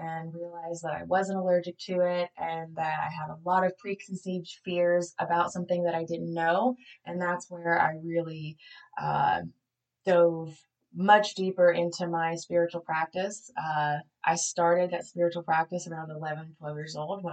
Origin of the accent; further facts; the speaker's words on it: Southeast Tennessee, United States; I grew up in Southeast Tennessee, and I was adopted when I was 2 days old